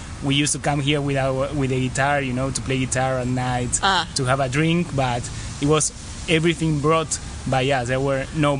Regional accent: Buenos Aires, Argentina; Yeah, I am from Buenos Aires. I was born here in Palermo, where we are right now. It's a a nice neighborhood.

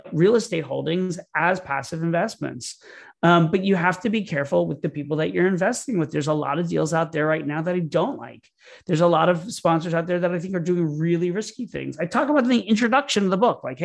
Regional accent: Florida, United States; I grew up in Florida

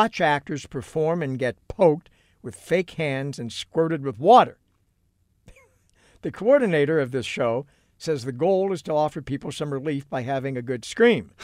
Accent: New York, United States; when I was growing up in New York in those days

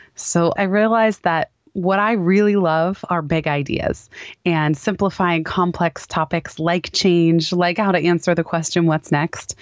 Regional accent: Palo Alto, California, United States; the company happened to be in my hometown of Palo Alto.

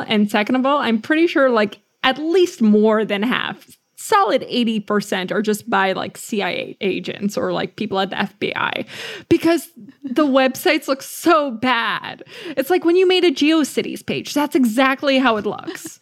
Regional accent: United States; We're American

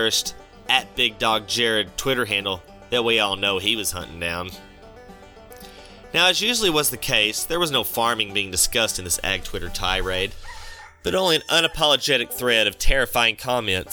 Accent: Texas, United States; I'm from Texas

